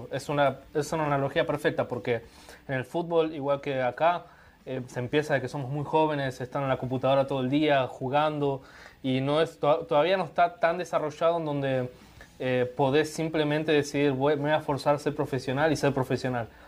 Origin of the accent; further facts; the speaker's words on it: Brazil; Spanish is a second language; La hinchada es un poco difícil para nosotros porque somos de, de Brasil